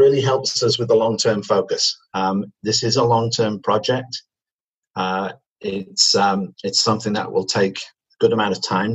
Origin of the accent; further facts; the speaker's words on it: Manchester, North West England, United Kingdom; accent: British; moved away as an adult; now in Canada; as you can probably tell from my accent, I'm British. I come from Manchester, and I moved to Canada in 1996